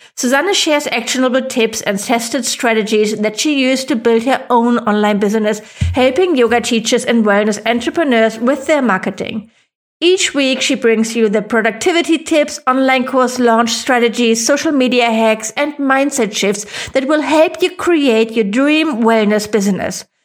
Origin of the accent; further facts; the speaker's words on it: Germany; accent: German; English is a second language; I am not a native English speaker, I was worried that my funny German accent would be off-putting